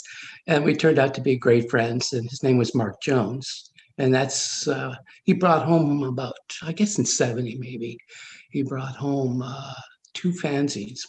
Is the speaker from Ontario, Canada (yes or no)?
yes; Ottawa, Ontario, Canada; also born or lived in Montreal; I was in Ottawa until I was about 13 and then moved to Montreal until I was 17 and moved back to Ottawa again.